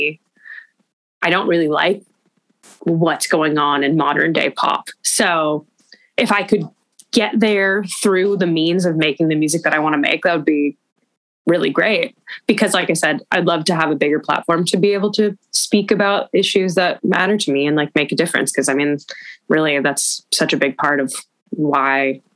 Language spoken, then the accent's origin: English; Los Angeles, California, United States; growing up in Los Angeles